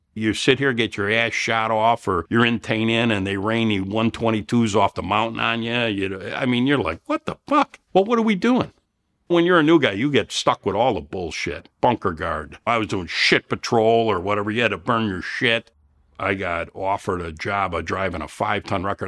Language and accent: English; Elmhurst, Illinois, United States; I'm from Chicago. Of course, from Elmhurst